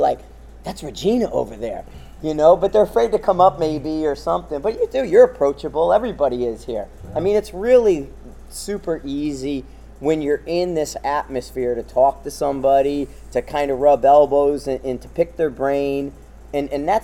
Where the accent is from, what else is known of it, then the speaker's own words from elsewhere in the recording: Bridgeport, Connecticut, United States; I come from Bridgeport